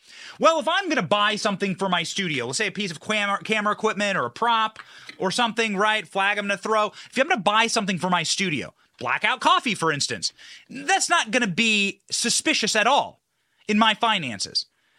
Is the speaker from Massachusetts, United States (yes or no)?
no; Florida, United States; And that's why I love people from my home state of Florida